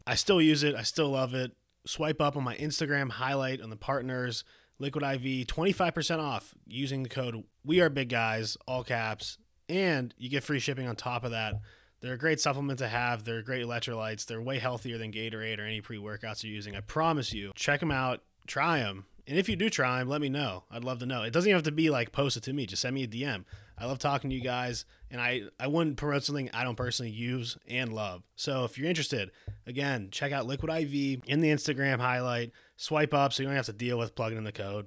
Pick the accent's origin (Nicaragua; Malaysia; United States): United States; Pittsburgh, Pennsylvania; I'm from Pittsburgh.